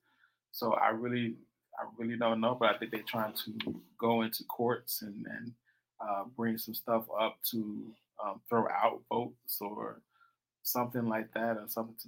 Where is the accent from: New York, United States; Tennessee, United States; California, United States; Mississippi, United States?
Mississippi, United States; rural; accent: southern; growing up in rural Mississippi